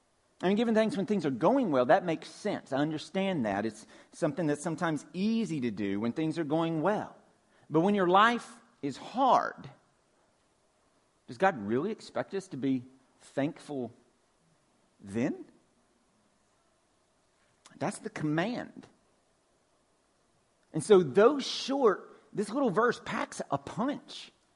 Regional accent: Georgia, United States; just like my accent grows thicker when I get around my cousins and my family in Georgia

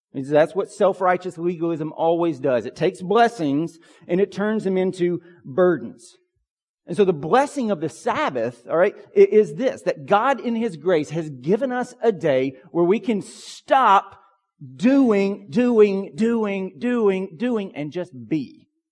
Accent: Pine Log, Georgia, United States; When I was a kid growing up in Pine Log, Georgia

